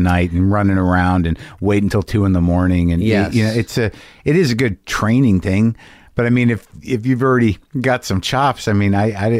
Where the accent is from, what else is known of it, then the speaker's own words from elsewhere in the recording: New York, United States; I'm being from New York